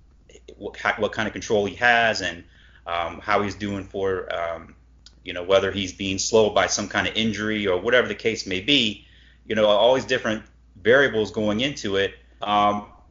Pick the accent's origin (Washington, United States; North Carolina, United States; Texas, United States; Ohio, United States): Ohio, United States; Cleveland; growing up in Cleveland